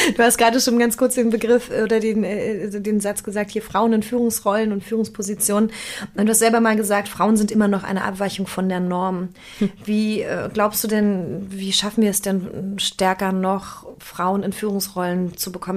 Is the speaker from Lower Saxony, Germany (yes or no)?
no; Berlin, Germany; sowohl gebürtige Berlinerin als auch aus dem Osten.